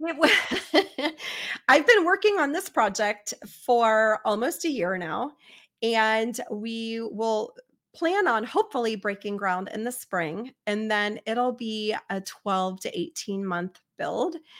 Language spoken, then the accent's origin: English; Cincinnati, Ohio, United States; I'm from Cincinnati